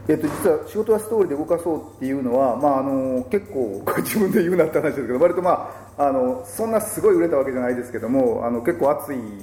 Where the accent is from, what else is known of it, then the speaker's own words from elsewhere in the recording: Kanagawa, Japan; 地元の湘南